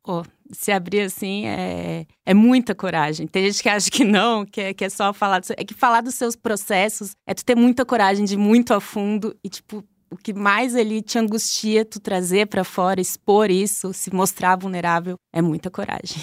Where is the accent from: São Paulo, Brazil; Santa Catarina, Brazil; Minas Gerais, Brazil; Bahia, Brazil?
Santa Catarina, Brazil; Blumenau; eu sou de Blumenau. Blumenau, Santa Catarina